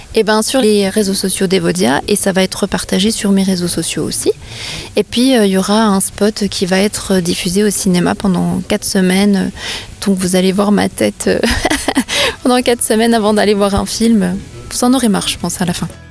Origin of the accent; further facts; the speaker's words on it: Vosges, Grand Est, France; je suis comédienne humoriste vosgienne